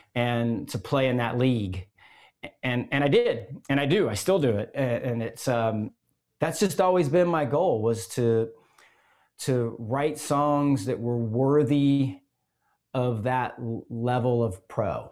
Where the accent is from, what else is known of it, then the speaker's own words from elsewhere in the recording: Gainesville, Florida, United States; I grew up in Gainesville, Florida